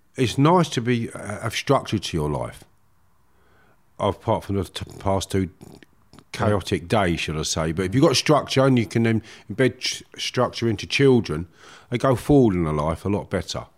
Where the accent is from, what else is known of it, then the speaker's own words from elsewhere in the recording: Harefield, London, United Kingdom; I grew up in Harefield, Middlesex, beautiful village